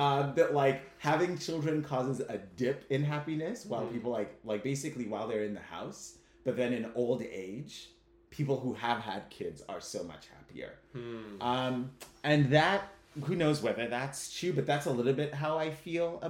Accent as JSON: {"language": "English", "country": "Kenya", "tie": "born or raised there", "moved": "as an adult", "lives_now": "United States", "said": "I was born and raised in Kenya, and I'm ethnically Ugandan"}